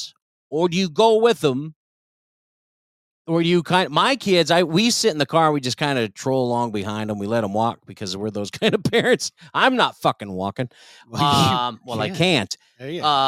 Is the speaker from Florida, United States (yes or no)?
no; Colorado Springs, Colorado, United States; Colorado Springs, which by the way is where I grew up